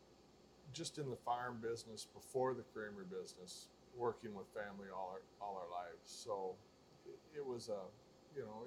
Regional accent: Allamakee County, Iowa, United States; Born and raised in Allamakee County, farming all my life.

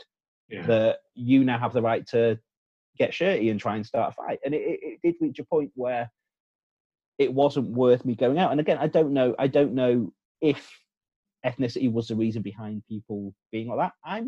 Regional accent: United Kingdom; it's okay for us to say these things because we're the British.

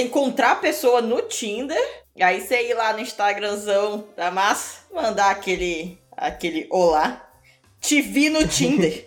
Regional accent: Manaus, Amazonas, Brazil; now in Curitiba, Brazil; Eu sou de Manaus, mas eu morei dez quase 10 anos em Curitiba

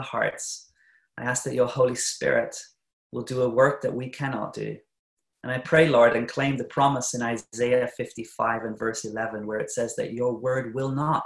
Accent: New Zealand; moved away as an adult; now in Norway; I'm not originally from Norway, but I'm born in New Zealand, but I married a Norwegian. And so I've been living in Norway actually for the last, about 17 years now

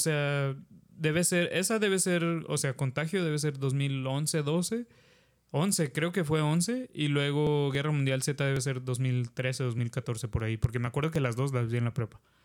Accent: Mexico; como mexicanos

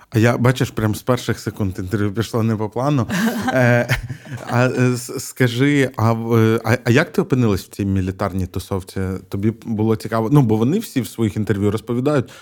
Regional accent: Mykolaiv Oblast, Ukraine; moved away; also born or lived in Odesa; я сам з Миколаївщини

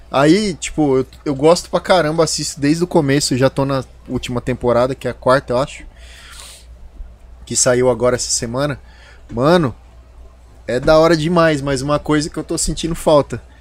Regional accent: Campo Grande, Mato Grosso do Sul, Brazil; como a gente vem lá de Campo Grande e eu tenho muito amigo que trabalha no sertanejo e tal

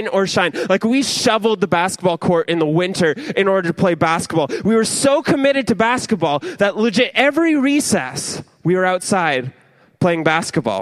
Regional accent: Ontario, Canada; I'm Canadian and I'm from Ontario.

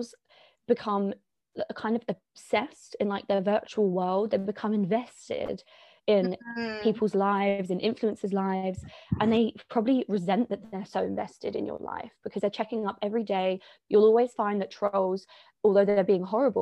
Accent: London, United Kingdom; I'm from London, born and bred, and I live here at the moment

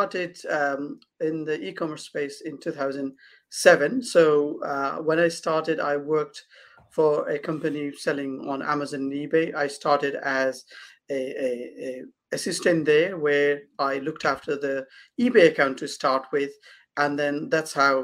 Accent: Kathmandu, Bagmati, Nepal; moved away as an adult; now in United Kingdom; So I was born in Kathmandu, Nepal, and where I grew up, and I've studied up to university there. So I moved to this country in 2007

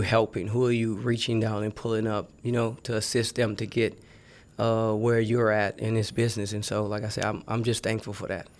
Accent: New Orleans, Louisiana, United States; I'm from New Orleans, Louisiana

